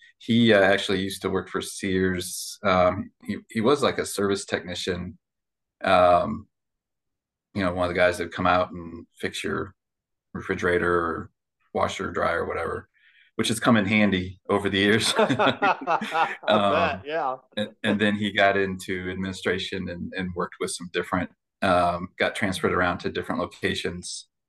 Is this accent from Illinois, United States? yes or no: yes; Chicago, Illinois, United States; also born or lived in South Bend, Indiana; I'm originally I was born up in South Bend, Indiana. And then I consider growing up in Chicago, far north suburb of Chicago. That's where I went to high school and had my formative years.